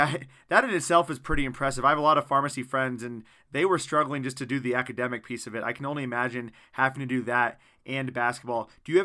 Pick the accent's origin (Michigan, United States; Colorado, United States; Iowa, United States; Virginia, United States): Iowa, United States; now in Germany; I'm from Iowa originally, and going to Germany, it felt like I was literally going to the same state but in a different country.